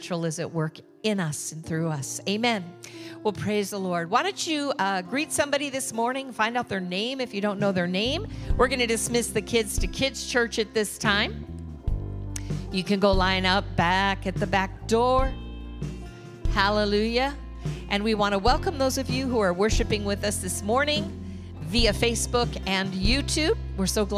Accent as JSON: {"language": "English", "region": "Michigan", "country": "United States", "moved": "yes", "lives_now": "Orange County, California, United States", "said": "I'm from Michigan."}